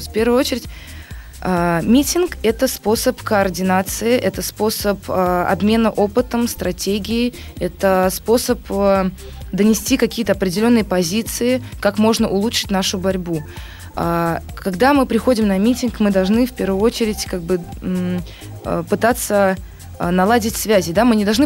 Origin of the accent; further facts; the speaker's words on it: Penza, Penza Oblast, Russia; now in Saint Petersburg, Russia; Ну, я сама переехала из Пензы в Петербург, я в числе этих студентов.